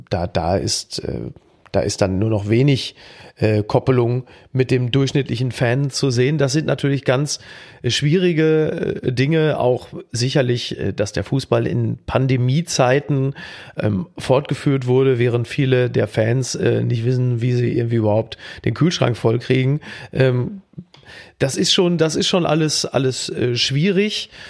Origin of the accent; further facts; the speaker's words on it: Castrop-Rauxel, North Rhine-Westphalia, Germany; Aufgewachsen in Castro